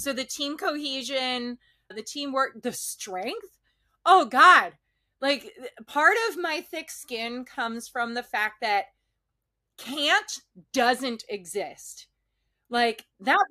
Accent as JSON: {"language": "English", "town": "Emmaus", "region": "Pennsylvania", "country": "United States", "tie": "born or raised there", "moved": "as an adult", "said": "I'm from Emmaus, Pennsylvania. It's an hour north of Philly, hour south of New York City, give or take, right? Right by the Jersey border. So small town, suburb area, real quiet. And I graduated high school in June 2001."}